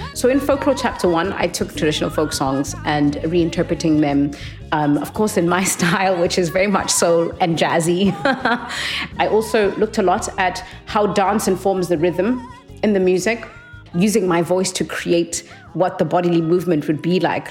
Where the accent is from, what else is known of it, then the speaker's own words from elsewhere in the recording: Transkei, Eastern Cape, South Africa; I grew up in uh, homeland in apartheid called the Transkei